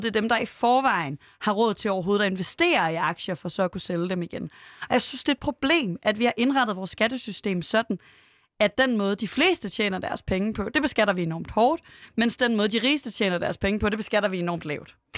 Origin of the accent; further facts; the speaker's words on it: Aarhus, Central Denmark Region, Denmark; Jeg er vokset op i Aarhus, øh, ret tæt på Gellerup